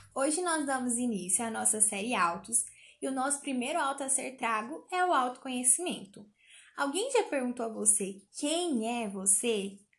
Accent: Goiânia, Goiás, Brazil; eu sou goianiense

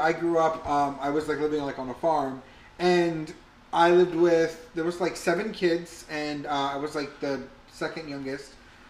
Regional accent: South Texas, United States; I grew up in South Texas.

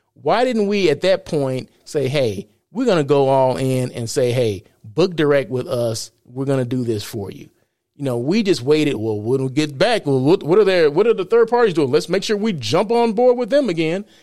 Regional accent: Blythe, California, United States; Blythe is my hometown

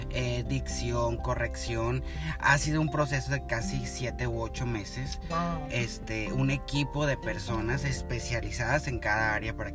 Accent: Apatzingán, Michoacán, Mexico; moved away as an adult; now in United States; pues prácticamente vengo de México, soy michoacano, de Apaxingán.

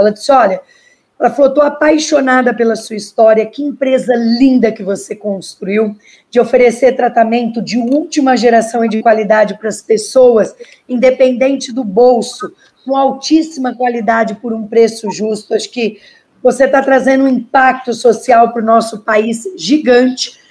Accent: Pitangueiras, São Paulo, Brazil; E eu sou de Pitangueiras, uma cidadezinha perto de São Paulo, né? Perto do, inter... do interior de São Paulo, perto de Ribeirão Preto

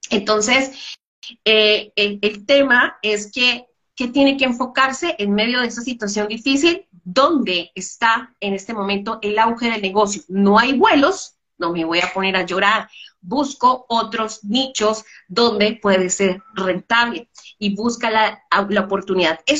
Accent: Colombia; por lo menos yo crecí en, eh, en la infancia de Pablo Escobar, era muy terrible.

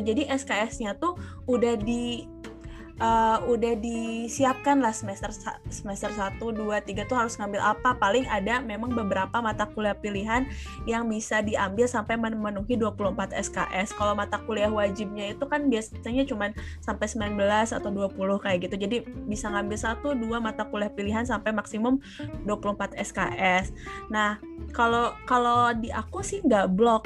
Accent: Bandung, West Java, Indonesia; also born or lived in Jatinangor, Sumedang Regency, West Java; kalau aku besarnya di Bandung, kemudian, eh, pada saat S M P it, eh, S D di Bandung

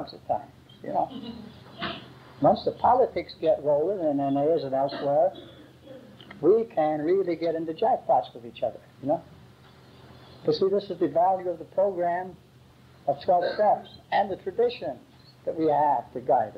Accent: Philadelphia, Pennsylvania, United States; also born or lived in Great Britain; if you've ever been in Philadelphia or met a Philadelphia lawyer, that is where the best shysters are. And that was my hometown

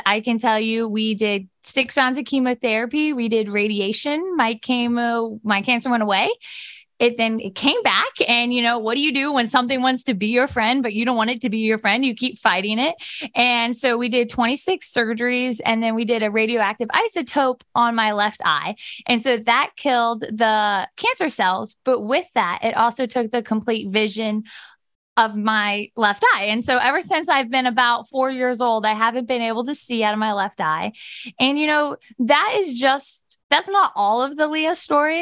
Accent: Steubenville, Ohio, United States; I grew up on a ranch right outside of Steubenville.

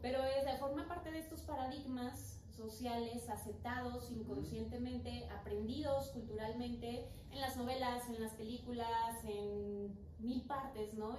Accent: Mexico; como mexicanos pues no nos gusta leer

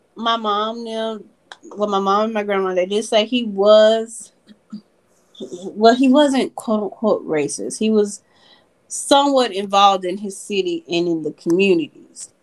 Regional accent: Memphis, Tennessee, United States; us being from Memphis

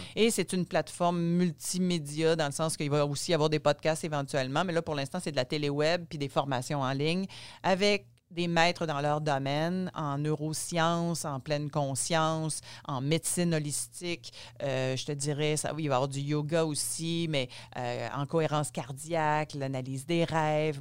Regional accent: Gaspésie, Quebec, Canada; je suis née en Gaspésie, mon père était médecin en Gaspésie

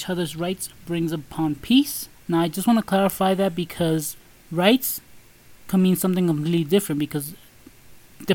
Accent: New York City, New York, United States; we were raised in Brooklyn

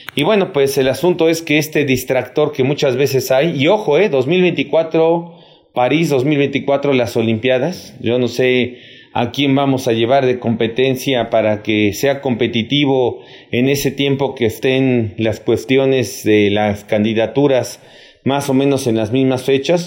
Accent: Mexico

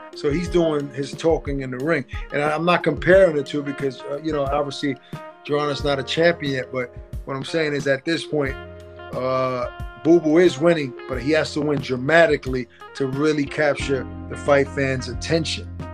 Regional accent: New York City, New York, United States; I was born and raised in Brooklyn

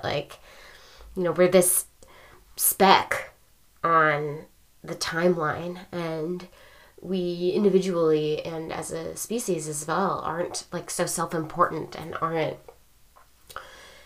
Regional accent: United States; being U.S. born and raised

